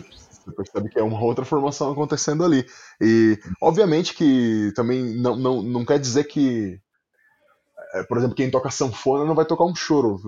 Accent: São Paulo, Brazil; accent: paulista; em São Paulo, a gente tem esse sotaque paulista que a gente, que a gente fala, e aí, meu, tá ligado, hum. mano?

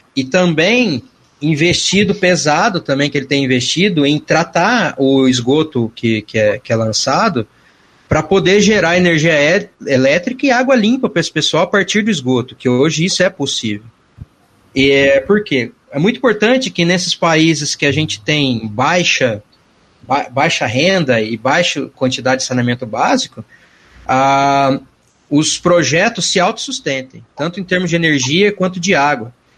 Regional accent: Mirassol, São Paulo, Brazil; also born or lived in São José do Rio Preto; Eu sou importado, eu sou de Mirassol, não sou de Rio Preto

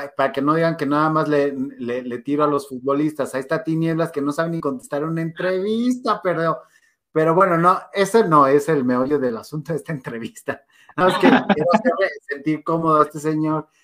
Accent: Mexico; somos mexicanos y somos bien dados al drama

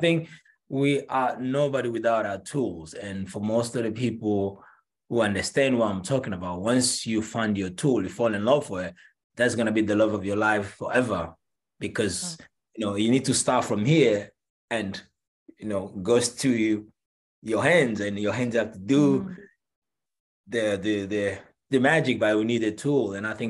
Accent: Angola; moved away; also born or lived in Paris, France / New York, United States; I am originally from Angola.

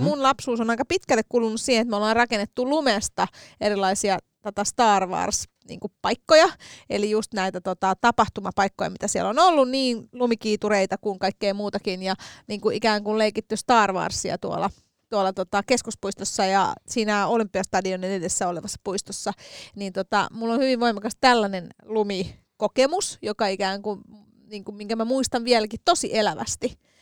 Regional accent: Helsinki, Uusimaa, Finland; accent: Stadi slang; minähän olen tota, noin kotoisin Helsingin keskustasta. Olen neljännen polven helsinkiläinen todistetusti ja ässäni todistaa sen.

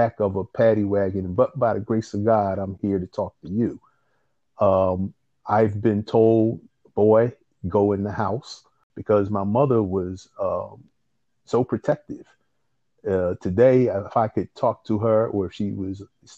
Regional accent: Philadelphia, Pennsylvania, United States; I'm an indigenous Philadelphian by way of North Philadelphia

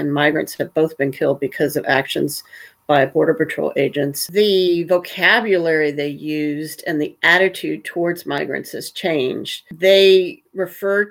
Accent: Huntsville, Alabama, United States; I grew up in Huntsville, Alabama, pretty close to Tennessee

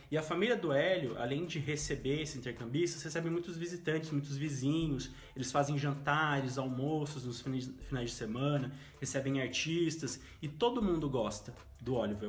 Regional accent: interior of São Paulo, Brazil; moved away as an adult; now in Londrina, Brazil; sou do interior de São Paulo, moro em Londrina já oito anos

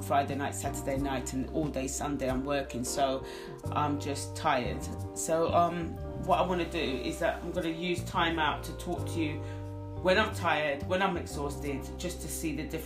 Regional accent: United Kingdom; I don't class myself as Caribbean, I'm British

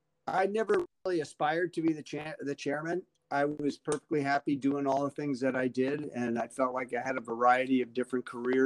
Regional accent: Long Island, New York, United States; moved away as an adult; also born or lived in Notre Dame, Indiana / St. Louis; now in Detroit, United States; I'm originally from New York. I grew up on Long Island outside New York City.

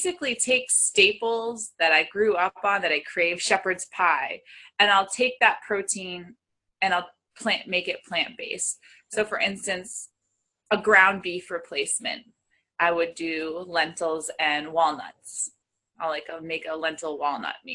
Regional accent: New England, United States; I'm from New England.

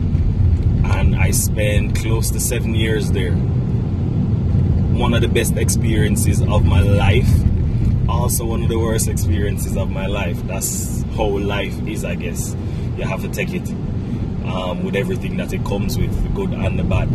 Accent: Bog Walk, Saint Catherine, Jamaica; moved away as an adult; now in Kingston, Jamaica; I am originally from St. Catherine, community of Bogwalk. I grew up in a large family.

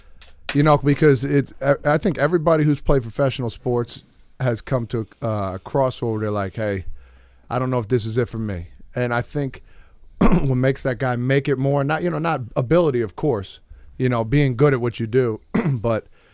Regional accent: New Jersey, United States; we're from New Jersey

